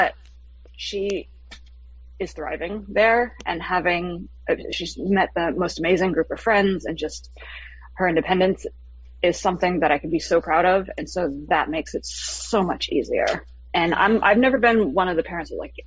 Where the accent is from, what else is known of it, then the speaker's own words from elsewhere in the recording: South Florida, United States; I'm from Florida, from South Florida